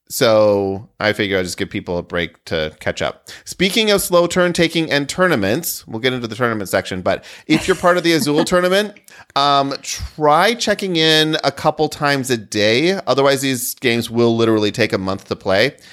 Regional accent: rural Michigan, United States; rural Michigan kid

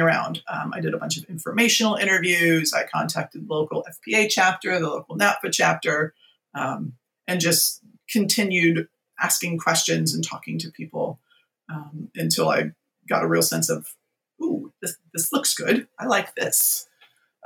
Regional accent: Virginia, United States; moved away as an adult; also born or lived in San Francisco; we ended up moving back to my home state of Virginia

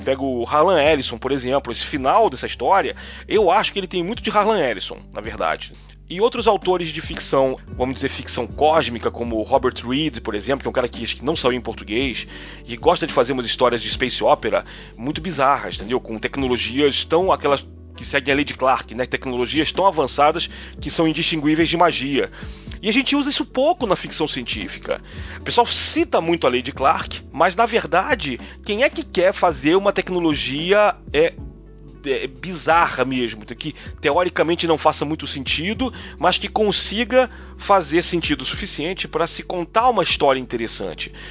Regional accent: Rio de Janeiro, Brazil; now in São Paulo, Brazil; Sou carioca, mas moro em São Paulo.

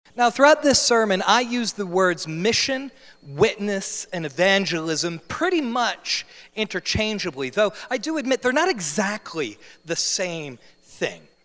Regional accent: New Jersey, United States; moved away as an adult; I'm from New Jersey. I'm born and raised in the Garden State.

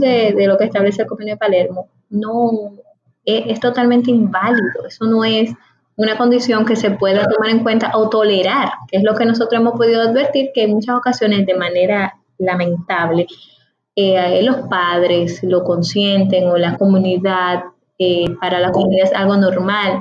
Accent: Dominican Republic; mi país, para el Estado Dominicano

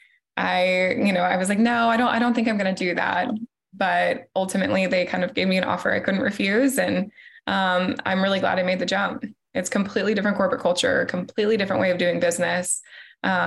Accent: Elkhorn, Nebraska, United States; moved away as an adult; also born or lived in Dallas, Texas / New Orleans, Louisiana; now in Charlotte, United States; I'm originally from small town, Nebraska. So good old Elkhorn, Nebraska

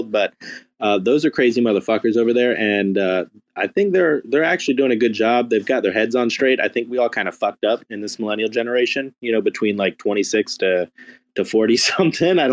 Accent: United States; I'm American

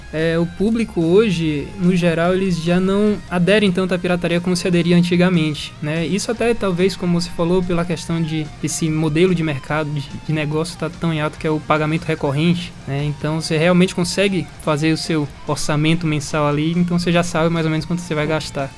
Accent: Salvador, Bahia, Brazil; now in Ribeirão Preto, Brazil; um pouco do sotaque que vocês tenham notado diferente é porque nós não somos naturais de Ribeirão Preto, nós somos de Salvador

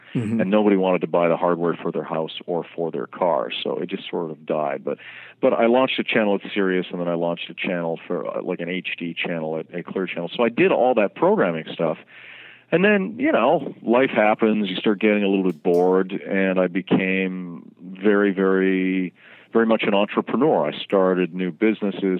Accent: Vancouver, British Columbia, Canada; moved away as an adult; now in New York City, United States; I'm from Vancouver, BC, originally, and then I moved to New York City, I guess, about 11 years ago.

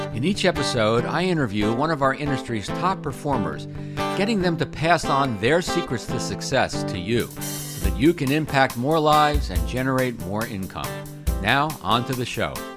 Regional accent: Maryland, United States; Maryland, my home state

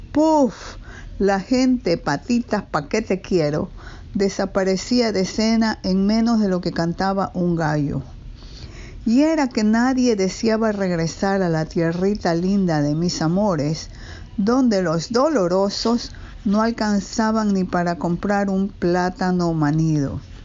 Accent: Ecuador; now in New York, United States; Nací en Ecuador y vivo en Nueva York casi medio siglo

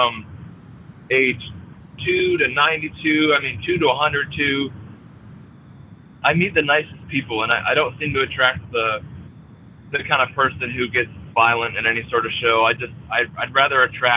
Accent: Fort Ann, New York, United States; a venue in my hometown

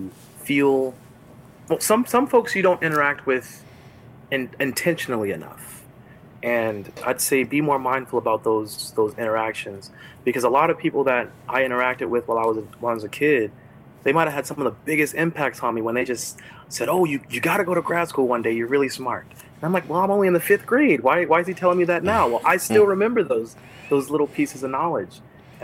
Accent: Los Angeles, California, United States; now in Florida, United States; I'm from Los Angeles, but right now I'm in Florida

